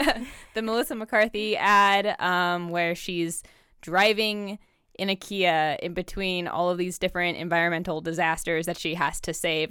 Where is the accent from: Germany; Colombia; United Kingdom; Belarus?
Germany; Bielefeld, North Rhine-Westphalia; now in United States; I'm also a German immigrant.